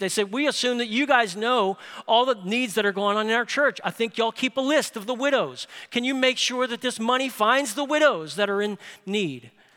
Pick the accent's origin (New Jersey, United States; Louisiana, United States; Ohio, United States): Louisiana, United States; New Orleans; moved away; I grew up in New Orleans.